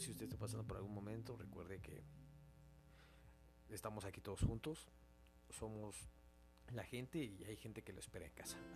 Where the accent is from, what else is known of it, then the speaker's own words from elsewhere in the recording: Mexico; Pero recuerden, somos mexicanos y a huevo entramos con todo y vamos a poder con todo.